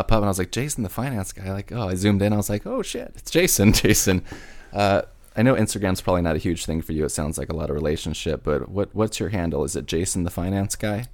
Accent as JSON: {"language": "English", "town": "Huntington Beach", "region": "California", "country": "United States", "tie": "born or raised there"}